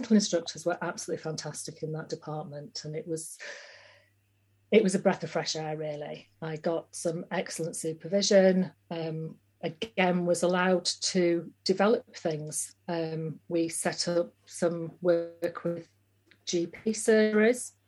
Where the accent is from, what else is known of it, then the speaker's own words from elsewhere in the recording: Yorkshire and the Humber, United Kingdom; moved away as an adult; also born or lived in Uganda; I'm from West Yorkshire